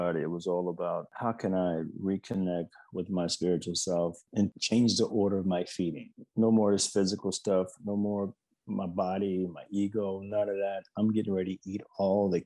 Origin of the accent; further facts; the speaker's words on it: the South, United States; I'm from the South. You know, I grew up during segregation